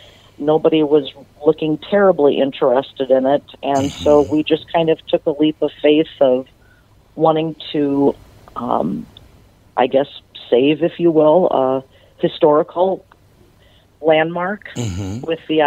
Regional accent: Butterfield, Minnesota, United States; I'm from a small town in southern Minnesota called Butterfield.

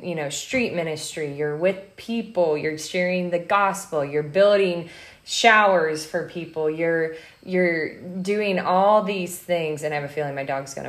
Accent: Midwest, United States; I'm from the Midwest.

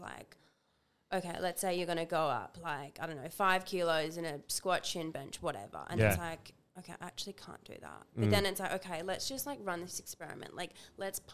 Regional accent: Busselton, Western Australia, Australia; also born or lived in Perth; I grew up in Busselton

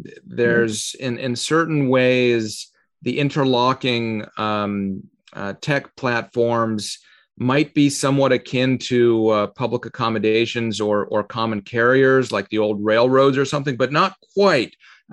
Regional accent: Canada; also born or lived in Russia; now in Falls Church, United States; I was born in Russia. We immigrated to Canada when I was little, and then I came to the U.S. I'm one of the few people you'll meet who's naturalized twice in his life.

